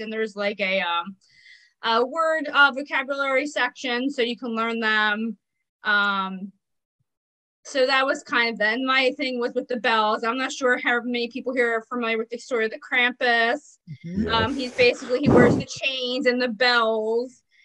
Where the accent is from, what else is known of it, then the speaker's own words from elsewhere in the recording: New Jersey, United States; I'm from New mm-hmm. Jersey and I live on the street the Jersey Devil was born on